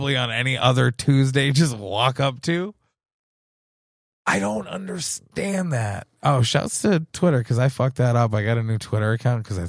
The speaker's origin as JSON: {"language": "English", "country": "United States", "said": "I'm an American man"}